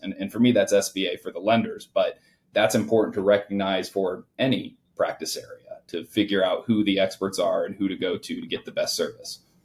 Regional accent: Indiana, United States; I grew up in the Midwest, so I was born and raised uh, here in Indiana

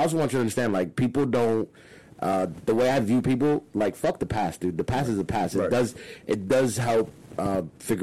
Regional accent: Hialeah, Florida, United States; also born or lived in Miami Lakes / Los Angeles; I grew up in Miami. I grew up in Hialeah

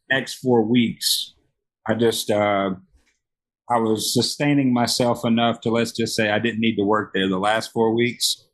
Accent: Memphis, Tennessee, United States; now in Las Vegas, United States; born and raised in Memphis, Tennessee.

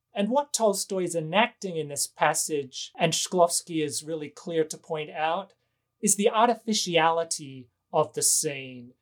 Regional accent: Australia; now in Los Angeles, United States; I am an American citizen, but I was born in Australia

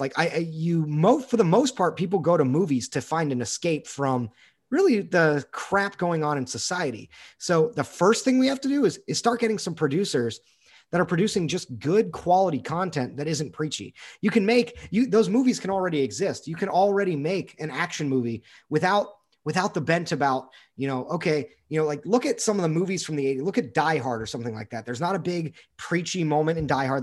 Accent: United States

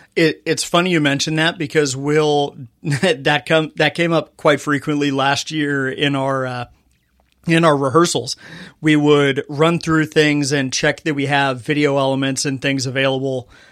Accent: Fontana, California, United States; I grew up in Fontana, California.

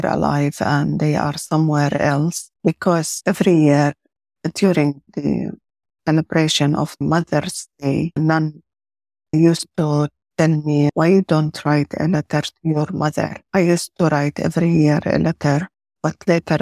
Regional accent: Jordan; I was born and grew up in Jordan

